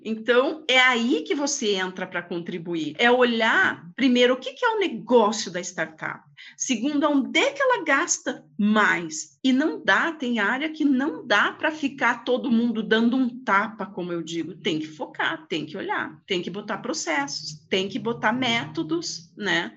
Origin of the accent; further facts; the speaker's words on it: Lapa, Paraná, Brazil; eu nasci numa cidade próximo daqui, na Grande Lapa, né? Vim aos 16 anos para cá para estudar como bons filhos de lapiano